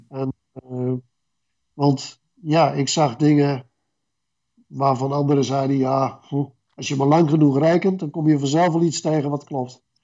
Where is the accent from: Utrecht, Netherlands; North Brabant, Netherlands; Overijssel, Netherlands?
Utrecht, Netherlands; Renswoude; in Renswoude, waar ik opgroeide